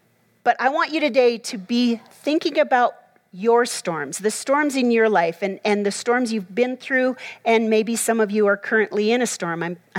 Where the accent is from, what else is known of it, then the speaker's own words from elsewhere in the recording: Minnesota, United States; When I grew up in Minnesota, and so we are known basically for being the cold state, right?